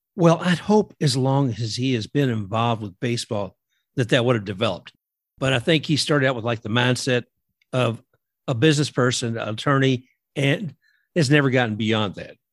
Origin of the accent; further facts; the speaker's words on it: Kentucky, United States; me growing up in Kentucky